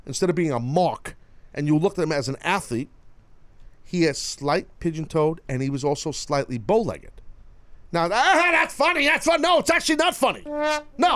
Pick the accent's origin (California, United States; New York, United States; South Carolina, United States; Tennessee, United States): New York, United States; I'm a New Yorker